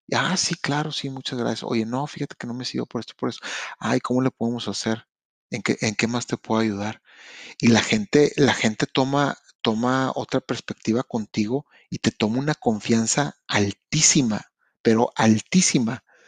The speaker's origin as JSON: {"language": "Spanish", "country": "Mexico", "moved": "yes", "lives_now": "Canada", "said": "Yo vengo de México"}